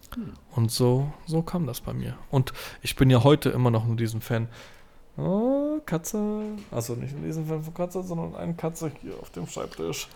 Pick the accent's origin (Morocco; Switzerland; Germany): Germany; Gernsheim, Hesse; ich komme aus Gernsheim